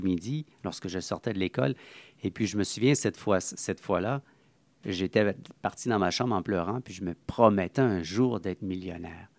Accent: Montreal, Quebec, Canada; mon, enfance de Saint-Henri. Donc, j'ai été né euh, à Saint-Henri

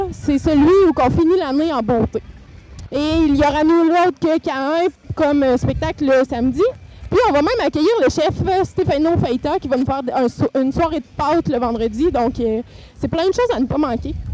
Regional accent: Témiscamingue, Quebec, Canada; je me dirige vers mon coin de pays, le Témiscamingue.

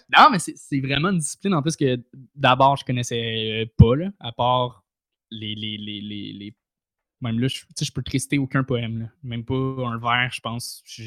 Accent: Saint-Eustache, Quebec, Canada; je viens de, de Saint-Eustache

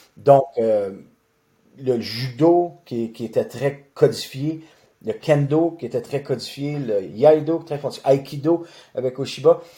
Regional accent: Boucherville, Quebec, Canada; je suis natif de Boucherville, donc j'ai grandi à Boucherville sur la rive sud de Montréal

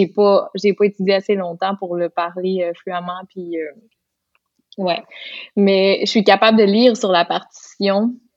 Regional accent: Lac Saint-Jean, Quebec, Canada; accent: Lac Saint-Jean; j'ai bien retrouvé mon accent du lac Saint-Jean

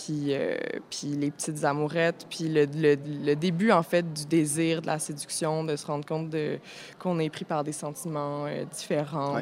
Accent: Montreal, Quebec, Canada; j'ai grandi à Montréal

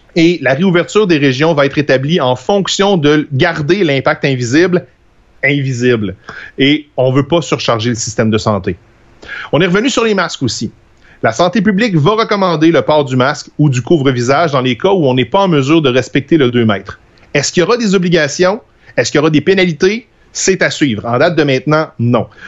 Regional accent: Trois-Rivières, Quebec, Canada; moved away; also born or lived in Alma; je viens de Trois-Rivières, puis quand j'ai déménagé euh, à Alma

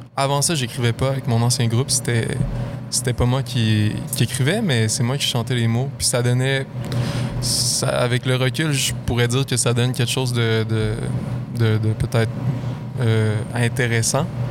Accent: Lac-Beauport, Quebec, Canada; je viens de, Lac-Beauport

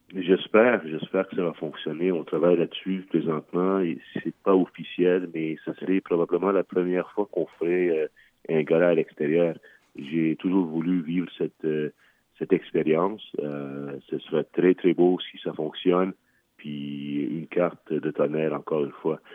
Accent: Quebec, Canada; au Canada, chez nous, au Québec

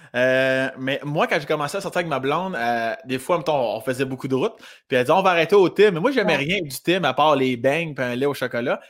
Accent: Saint-Édouard-de-Lotbinière, Quebec, Canada; situé à Saint-Édouard-de-Lobinière, dans mon coin de pays, non loin de Laurier Station

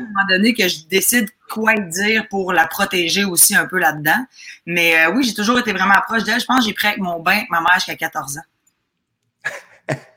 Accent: Chambly, Quebec, Canada; born or raised there; also born or lived in Lac-Saint-Jean, Quebec / Roberval, Quebec; now in Montreal, Canada

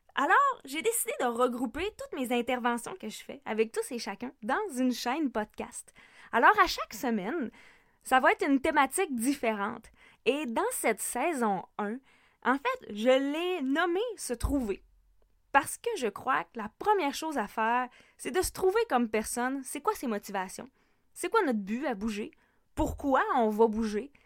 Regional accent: Lac Saint-Jean, Quebec, Canada; also born or lived in Sherbrooke, Canada / Montreal, Canada; je suis une femme du lac Saint-Jean.

